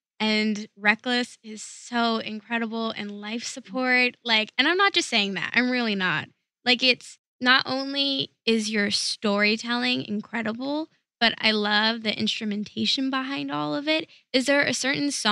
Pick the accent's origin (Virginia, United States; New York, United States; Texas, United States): New York, United States; moved away as an adult; now in California, United States; I'm actually from New York.